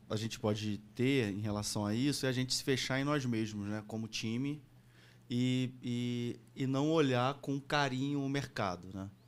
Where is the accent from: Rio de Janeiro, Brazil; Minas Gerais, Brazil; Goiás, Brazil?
Rio de Janeiro, Brazil; Tá Osasco polido, não, eu sou de Acari, Rio de Janeiro.